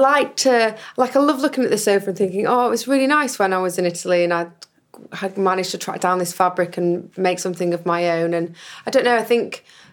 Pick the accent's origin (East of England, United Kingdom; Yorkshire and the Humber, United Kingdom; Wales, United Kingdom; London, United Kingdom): Yorkshire and the Humber, United Kingdom; Huddersfield; I am from Huddersfield